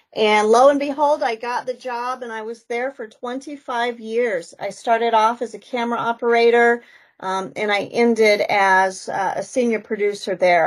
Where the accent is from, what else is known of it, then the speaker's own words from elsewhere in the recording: Wyoming, United States; moved away as an adult; also born or lived in South Dakota; now in Vermillion, United States; I grew up in Wyoming, kind of the mountains of Wyoming, born and raised there